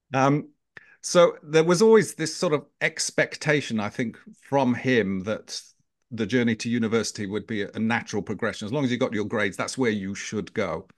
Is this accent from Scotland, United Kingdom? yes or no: no; Knaresborough, Yorkshire and the Humber, United Kingdom; accent: British; moved away as an adult; also born or lived in London; brought up in the north of England, a small little market town called Knaresborough in the, in the, uh, uh, county of Yorkshire